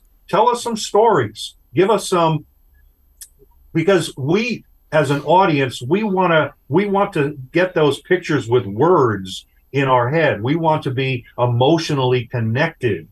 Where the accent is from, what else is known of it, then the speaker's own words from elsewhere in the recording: Long Island, New York, United States; When I was a kid growing up on Long Island, New York